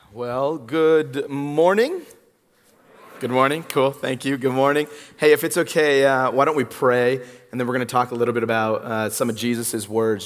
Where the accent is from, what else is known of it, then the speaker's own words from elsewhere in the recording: Los Angeles, California, United States; I'm from Southern California. I'm from Los Angeles